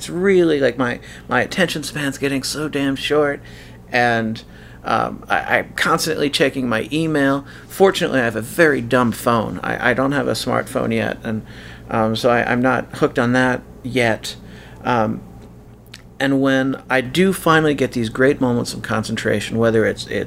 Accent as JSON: {"language": "English", "country": "United States", "moved": "yes", "said": "As an American living abroad"}